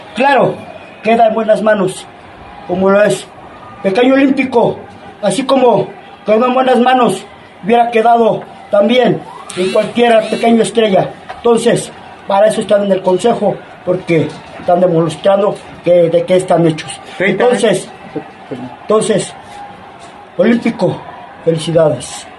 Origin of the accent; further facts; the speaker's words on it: Guadalajara, Jalisco, Mexico; Soy originario de Guadalajara, Jalisco